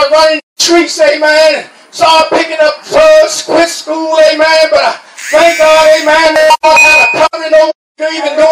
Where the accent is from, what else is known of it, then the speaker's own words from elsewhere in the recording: New York, United States; now in Talladega, United States; I was raised in New York, amen. But I was born here in Talladega. Amen. Over there in Nebo, amen. And I thank God, amen. Left, left here at the age of nine, amen.